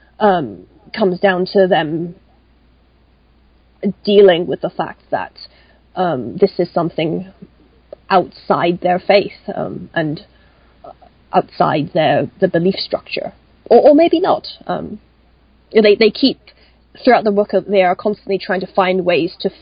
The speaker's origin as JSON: {"language": "English", "country": "Hong Kong", "tie": "born or raised there", "said": "I grew up in Hong Kong"}